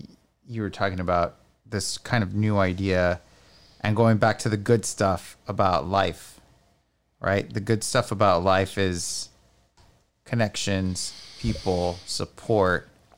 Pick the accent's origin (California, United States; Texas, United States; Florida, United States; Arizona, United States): Texas, United States; McAllen; Like, I'm from McAllen and McAllen kicks ass.